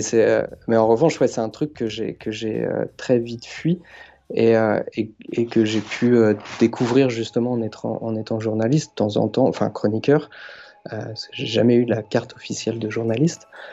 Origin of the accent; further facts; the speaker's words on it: Asnières-sur-Seine, Île-de-France, France; j'ai grandi dans les Hauts-de-Seine, à Asnières